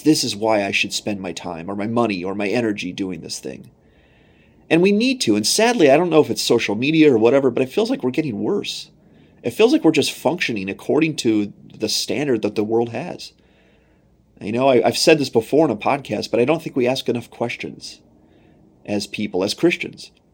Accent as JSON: {"language": "English", "country": "United States", "said": "as an American"}